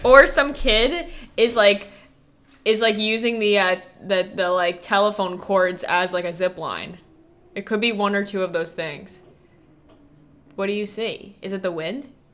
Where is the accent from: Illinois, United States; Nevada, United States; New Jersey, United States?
New Jersey, United States; Freehold; Freehold, New Jersey, which is like my hometown